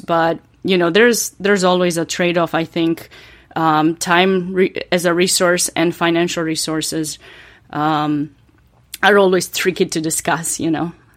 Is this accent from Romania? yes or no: yes; Romania; English is a second language; moved away as an adult; now in North Carolina, United States; I was born and raised in Romania to a chess family